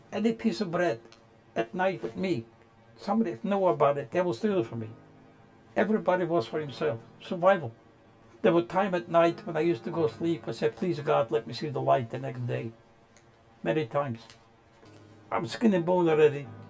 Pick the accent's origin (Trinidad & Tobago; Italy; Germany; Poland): Poland; now in United States; I was born in Poland. In our town, we only had about 18 Jewish families.